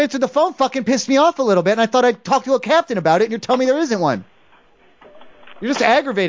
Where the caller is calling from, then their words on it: San Francisco, California, United States; No, because I'm calling from San Francisco area.